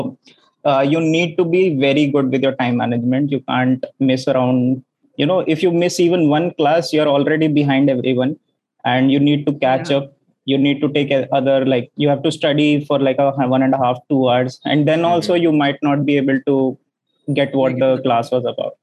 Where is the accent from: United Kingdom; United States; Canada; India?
India; Delhi; moved away as an adult; now in Kozhikode, India; I'm from Delhi. So normal engineer, computer science engineer, and all my education I've done in Delhi as well. So 10th, 12th grad